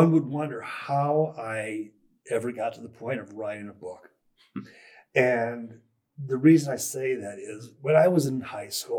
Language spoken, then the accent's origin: English; Carlisle Township, Ohio, United States; I was born in Carlisle Township